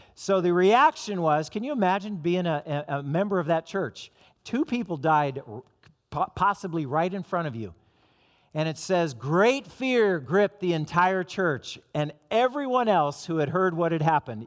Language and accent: English; Southern California, United States; moved away; I'm from Southern California